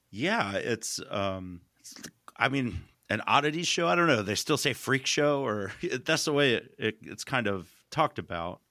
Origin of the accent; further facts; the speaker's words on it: United States; I grew up in America